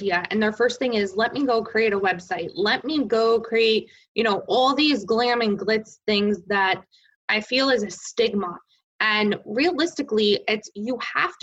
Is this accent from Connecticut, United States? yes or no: yes; Connecticut, United States; I'm from Connecticut